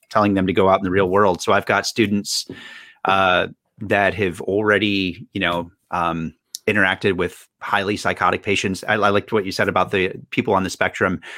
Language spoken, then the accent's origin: English; North Carolina, United States; now in Boston, United States; I'm from North Carolina originally